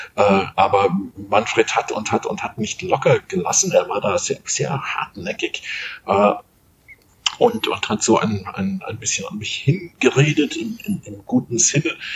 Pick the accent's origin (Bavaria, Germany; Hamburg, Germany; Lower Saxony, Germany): Bavaria, Germany; Munich; moved away; also born or lived in Middle Franconia; bin ich ein, ein Münchner Kindle, also in München aufgewachsen